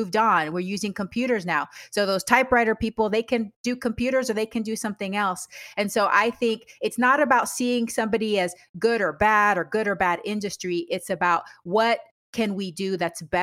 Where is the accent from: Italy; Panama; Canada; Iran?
Panama; moved away; I'm originally from Panama